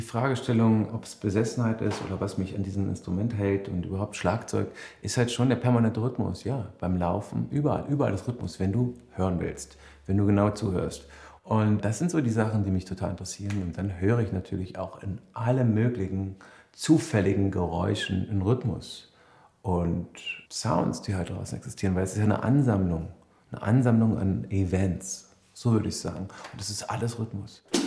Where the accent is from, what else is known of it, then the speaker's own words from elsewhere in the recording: Berlin, Germany; Ich komme aus Berlin